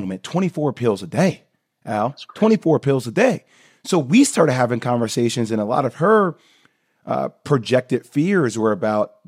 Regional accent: Plainfield, New Jersey, United States; I'm born and raised in Plainfield, New Jersey.

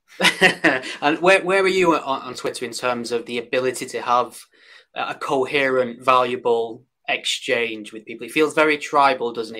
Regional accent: United Kingdom; born or raised there

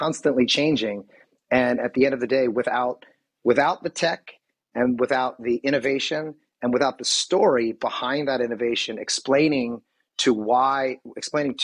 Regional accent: Philadelphia, Pennsylvania, United States; now in Southern California, United States; I'm from Philadelphia. I've lived here for many, many years.

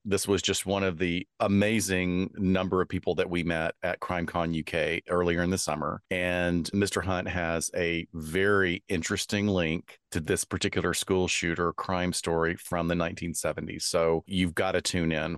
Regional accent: Alabama, United States; I am from Alabama

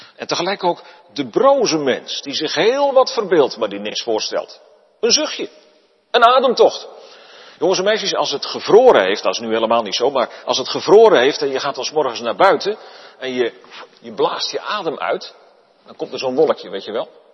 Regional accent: Netherlands; wij staan als Nederlanders erom bekend dat wij erg op onze vrijheid zijn gesteld

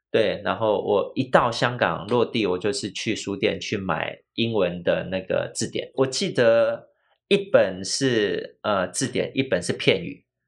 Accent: Taiwan; 我们早期台湾的，呃，台湾人，就是大部分的母语是台语

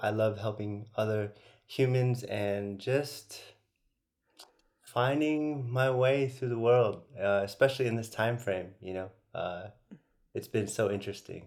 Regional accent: San Francisco, California, United States; I'm originally from the Bay Area, San Francisco

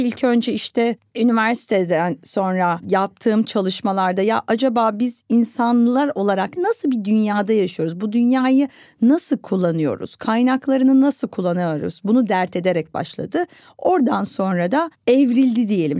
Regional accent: Istanbul, Turkey; Ben İstanbul'da doğdum, büyüdüm ve bu şehri çok seven bir insanım

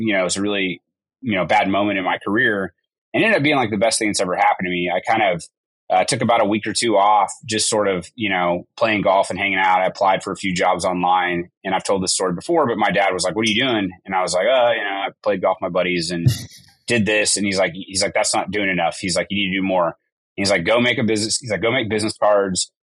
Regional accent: Tulsa, Oklahoma, United States; also born or lived in Edmond, Oklahoma; grew up in Oklahoma my whole life. I was born in the Tulsa area and uh, moved to Oklahoma City area about ninth grade

